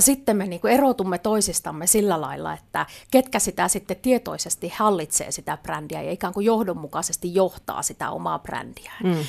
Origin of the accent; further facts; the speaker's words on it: Lapland, Finland; mä oon lappilainen viestintäasiantuntija